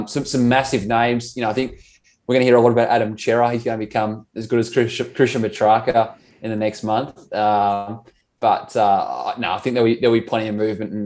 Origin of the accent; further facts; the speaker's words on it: Geelong, Victoria, Australia; born and bred in Geelong